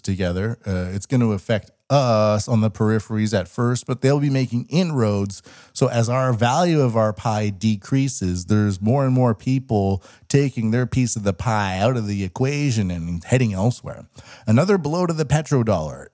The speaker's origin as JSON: {"language": "English", "country": "Canada", "moved": "yes", "lives_now": "Japan", "said": "I'm Canadian"}